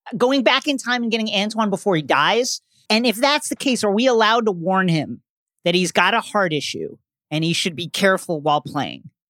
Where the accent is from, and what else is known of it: New York, United States